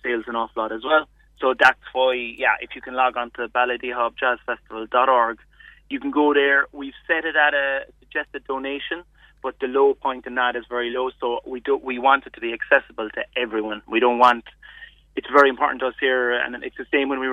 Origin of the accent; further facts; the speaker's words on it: near Macroom, Munster, Ireland; I grew up near Macroom